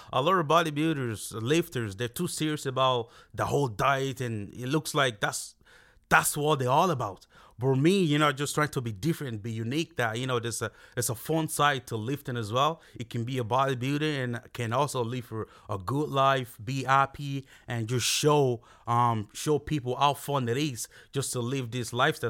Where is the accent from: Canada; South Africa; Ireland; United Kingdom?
Ireland; Castlebar, Connacht; moved away as an adult; also born or lived in Nigeria; now in Dublin, Ireland; I grew up in Castlebar. Yeah, I was there, like, um, I only, uh, I moved down to Dublin in, um, two thousand fourteen, so I pretty much grew up in Castlebar